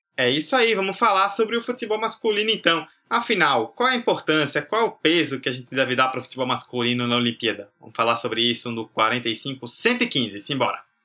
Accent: Brazil; nós que somos brasileiros

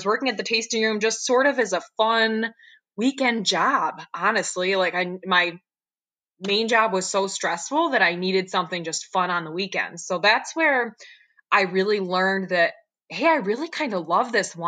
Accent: Dundee, New York, United States; I was raised here in the Finger Lakes, right in Dundee, very small town

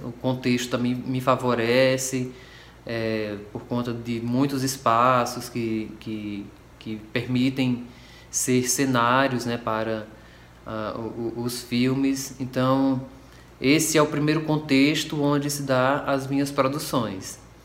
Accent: Cariri, Ceará, Brazil; esse local de onde eu venho, que são as minhas referências

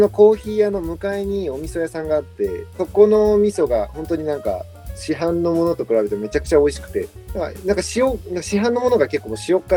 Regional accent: Oita, Japan; そんなにめっちゃ甘あの九州出身なんで僕は。

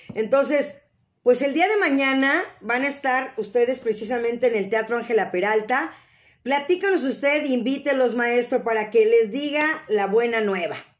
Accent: Mexico City, Mexico; yo soy de la Ciudad de México, ahora sí que oriunda de la mera Ciudad de México

